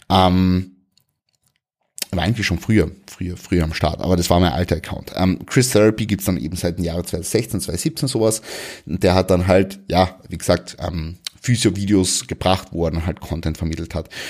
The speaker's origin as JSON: {"language": "German", "town": "Klagenfurt", "region": "Carinthia", "country": "Austria", "tie": "born or raised there", "said": "habe einen McFit angemeldet in Klagenfurt also in meiner Heimatstadt in Kärnten"}